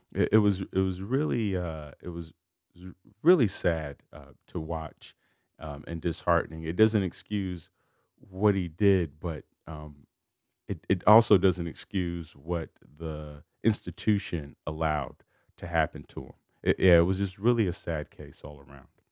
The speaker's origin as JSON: {"language": "English", "town": "Chicago", "region": "Illinois", "country": "United States", "tie": "born or raised there", "said": "I grew up in Chicago"}